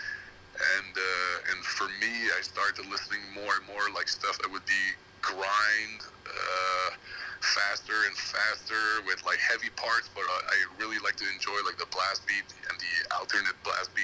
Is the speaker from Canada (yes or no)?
yes; Montreal, Quebec, Canada; I'm from Montreal